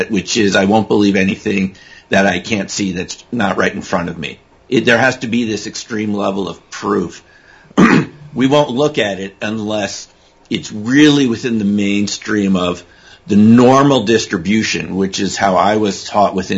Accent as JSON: {"language": "English", "region": "East Coast", "country": "United States", "also_born_or_lived": "Connecticut / Massachusetts", "said": "I'm from the East Coast, like you guys are from. I mean, I went to East Coast high schools, East Coast colleges, Connecticut, Massachusetts"}